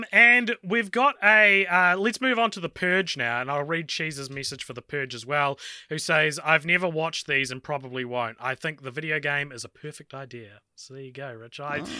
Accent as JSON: {"language": "English", "country": "Australia", "said": "As an Australian, yes, I have been on the movie world ride a few times."}